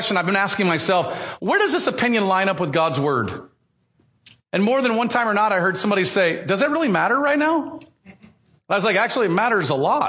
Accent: United States; my American status as a American citizen

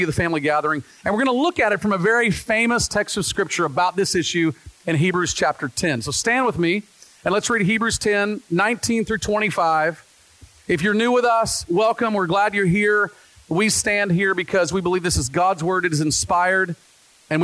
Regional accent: the South, United States; now in Pacific Northwest, United States; I grew up in the South

